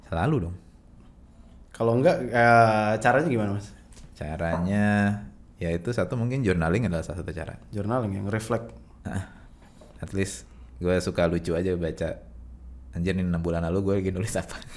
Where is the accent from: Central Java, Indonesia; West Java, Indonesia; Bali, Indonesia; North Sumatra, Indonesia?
West Java, Indonesia; Bandung; moved away as an adult; now in Jakarta, Indonesia; dari lahir gue di Bandung sampai kuliah gue di Bandung terus begitu lulus baru pindah ke Jakarta.